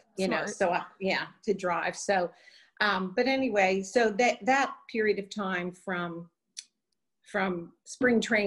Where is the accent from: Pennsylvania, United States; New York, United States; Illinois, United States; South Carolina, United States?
Pennsylvania, United States; Pittsburgh; moved away as an adult; also born or lived in Florida; now in Atlanta, United States; I grew up in Pittsburgh